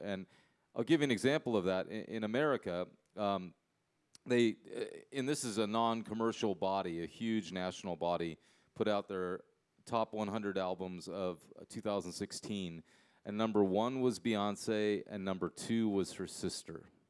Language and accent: English; United States; I'm I'm American. I'm an English speaker